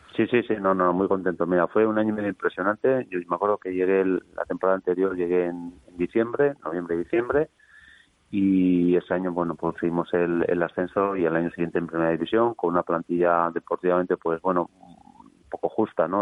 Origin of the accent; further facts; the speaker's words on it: Eibar, Basque Country, Spain; yo soy de Ibar.